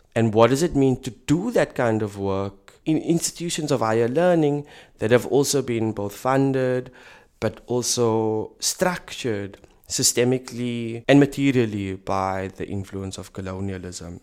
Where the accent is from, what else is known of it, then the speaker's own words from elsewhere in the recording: South Africa; moved away as an adult; now in Berlin, Germany; I'm a South African working in an institution that analyzes Europe